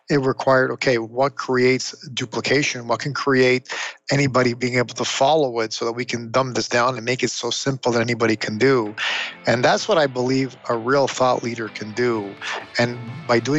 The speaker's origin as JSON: {"language": "English", "town": "Toronto", "region": "Ontario", "country": "Canada", "tie": "born or raised there", "said": "I grew up in Toronto, Canada."}